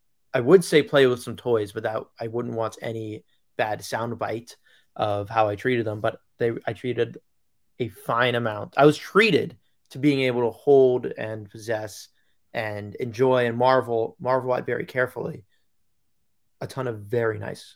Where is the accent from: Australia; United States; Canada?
United States; Long Island, New York; I am from Long Island.